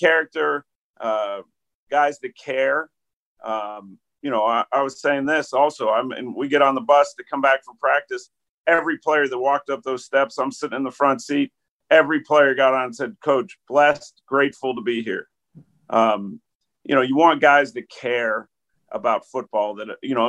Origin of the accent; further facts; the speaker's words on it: Pittsburgh, Pennsylvania, United States; moved away as an adult; growing up in Pittsburgh